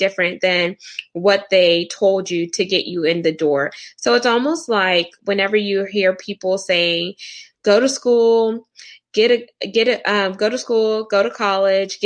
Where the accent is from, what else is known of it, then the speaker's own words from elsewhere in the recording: Houston, Texas, United States; I am from Houston, Texas in the U.S. I am first generation American, so Caribbean background